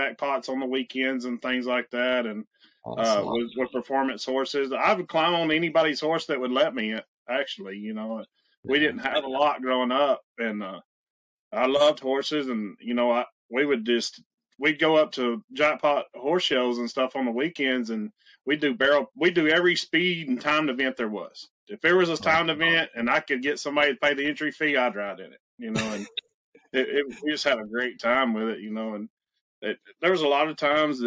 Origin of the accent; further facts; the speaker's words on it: Arkansas, United States; I grew up in Arkansas